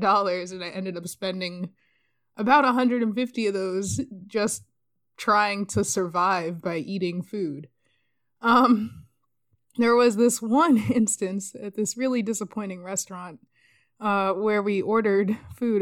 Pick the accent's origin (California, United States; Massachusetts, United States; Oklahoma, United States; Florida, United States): Massachusetts, United States; Boston; I was born in Boston, so I always have this, like, soft spot